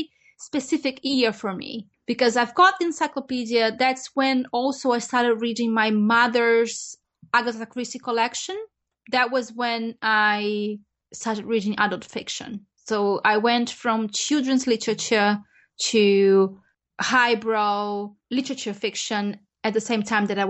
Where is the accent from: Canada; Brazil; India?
Brazil; When I was growing up in Brazil